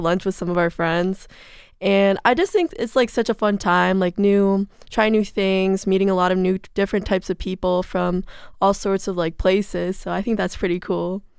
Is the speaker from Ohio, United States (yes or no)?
no; South Lyon, Michigan, United States; I'm from South Lime, Michigan, which is about fifty minutes from here